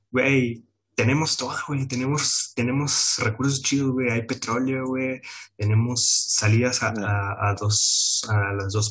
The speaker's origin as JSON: {"language": "Spanish", "country": "Mexico", "said": "la neta, el cáncer de este país somos los mexicanos."}